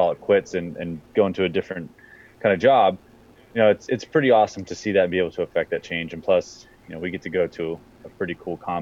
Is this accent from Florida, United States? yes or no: no; Central Pennsylvania, United States; moved away as an adult; now in Northern Virginia, United States; I'm from Central Pennsylvania